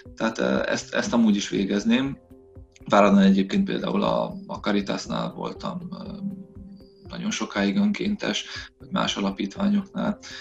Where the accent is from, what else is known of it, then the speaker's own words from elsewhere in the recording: Săcueni, Bihor County, Romania; moved away as an adult; also born or lived in Ciuhoi (Csokaj) / Oradea / London; now in Zalău, Romania; Székely Idon, eh, eh, nőttem fel, tehát, eh, az anyai nagyszüleimnél, eh, éltünk másodikos koromig